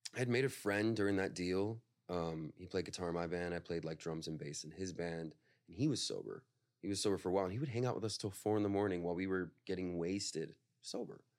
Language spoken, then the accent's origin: English; Northern California, United States; I'm from NorCal